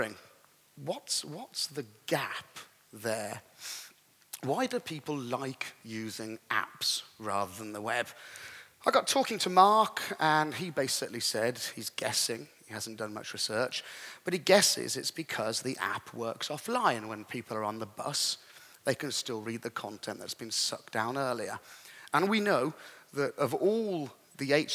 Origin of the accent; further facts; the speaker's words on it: England, United Kingdom; I'm an English gentleman, a classic English gentleman